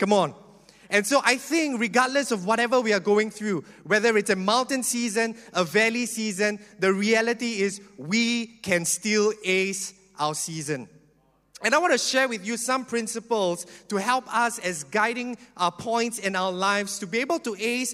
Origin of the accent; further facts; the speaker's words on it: Singapore; I'm a typical Singaporean that grew up in the education